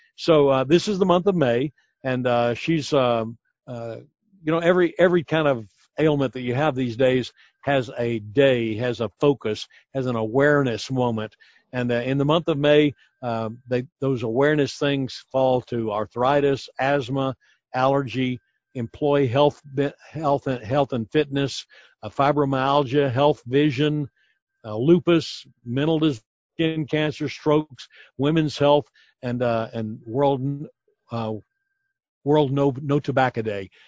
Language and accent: English; United States; we as American